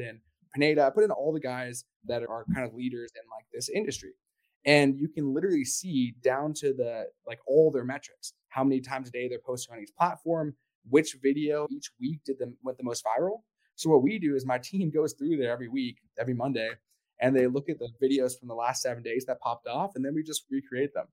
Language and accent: English; Canada; I'm from Canada